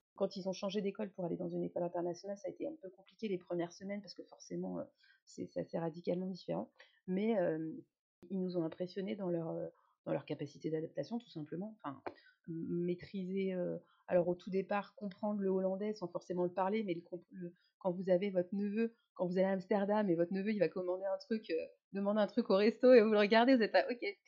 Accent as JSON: {"language": "French", "country": "France", "said": "je suis française, française."}